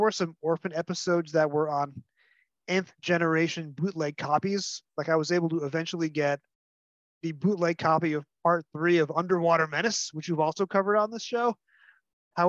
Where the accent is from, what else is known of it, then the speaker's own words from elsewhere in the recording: New York, United States; I'm a New Yorker, so I'm the first proper Yankee to be on your show